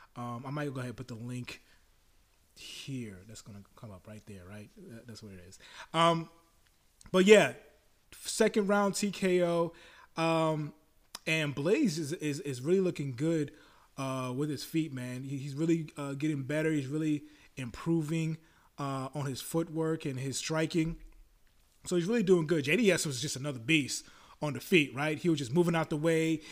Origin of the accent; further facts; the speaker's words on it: New York, United States; I'm a New Yorker